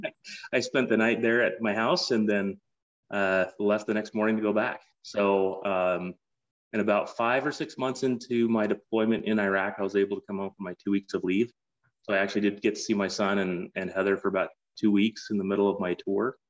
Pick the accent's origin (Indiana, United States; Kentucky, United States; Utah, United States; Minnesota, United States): Utah, United States; Salt Lake City; moved away as an adult; also born or lived in San Francisco / Boston / New York / Phoenix, Arizona; I grew up in Salt Lake City.